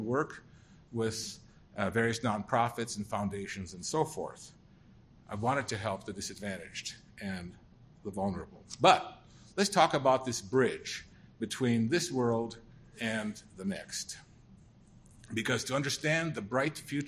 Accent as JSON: {"language": "English", "town": "St. Paul", "region": "Minnesota", "country": "United States", "tie": "born or raised there", "also_born_or_lived": "Germany (DP camp)"}